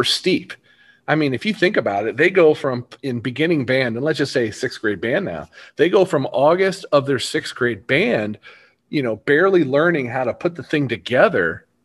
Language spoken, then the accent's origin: English; Hillsboro, Missouri, United States; I grew up in Hillsboro, which is, you know, about 15, 20 minutes away from where I teach and live